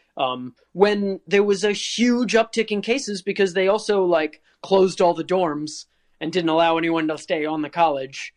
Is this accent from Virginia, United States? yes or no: yes; Virginia, United States; I grew up in Virginia